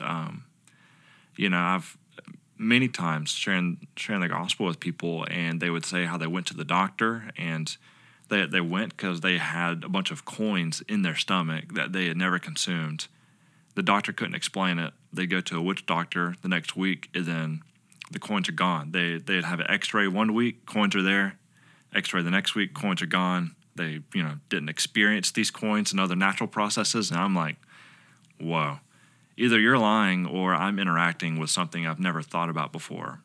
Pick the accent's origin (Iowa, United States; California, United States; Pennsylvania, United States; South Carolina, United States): South Carolina, United States; Lugoff; moved away as an adult; also born or lived in Southeast Asia; now in Lexington, United States; originally I'm from Lugoff, which is over in Northeast